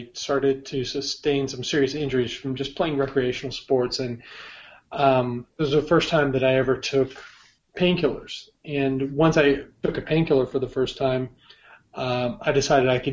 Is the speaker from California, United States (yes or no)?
no; Bellevue, Washington, United States; moved away; also born or lived in Gainesville / Seattle / Jacksonville / San Diego; I'm from Bellevue originally